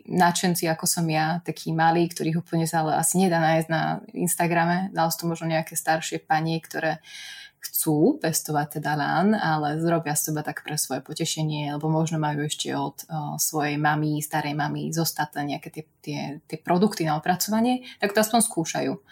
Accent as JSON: {"language": "Slovak", "region": "central Slovakia", "country": "Slovakia", "said": "ale ako som spomínala, ja som zo stredného Slovenska"}